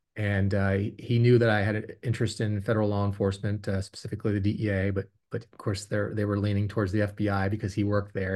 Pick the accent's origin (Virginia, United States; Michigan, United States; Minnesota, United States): Virginia, United States; Fort Belvoir; also born or lived in Stuttgart, Germany; we moved back to Fort Belvoir, Virginia